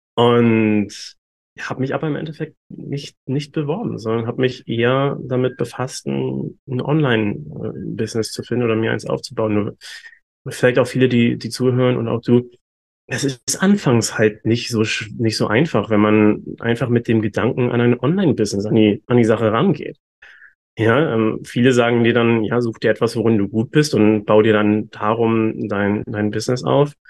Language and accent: German; Hamburg, Germany; moved away as an adult; now in Bali, Indonesia; Ich komme ursprünglich aus Deutschland tatsächlich. Ich komme aus Hamburg